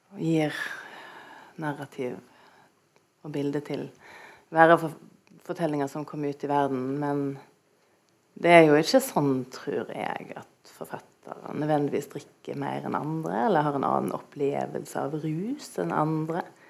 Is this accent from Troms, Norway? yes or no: no; Stord, Vestland, Norway; Jeg kommer jo fra Storda, som dere kanskje hører